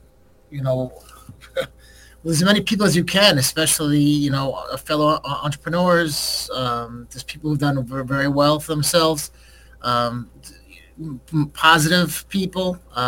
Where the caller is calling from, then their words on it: Milford, Connecticut, United States; Yeah, I'm calling from Milford, Connecticut, which is right outside New Haven, where Yale University is.